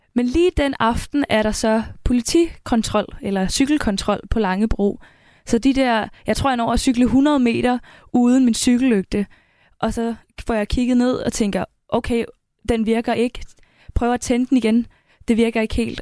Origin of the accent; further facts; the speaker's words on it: Karrebæksminde, Zealand, Denmark; moved away; født og opvokset, plejer jeg bare at sige, men jeg har boet der hele mit liv